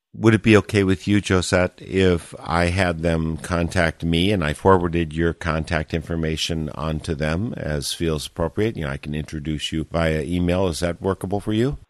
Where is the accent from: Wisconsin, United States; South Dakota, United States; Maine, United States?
Wisconsin, United States; Eau Claire; Eau Claire, my hometown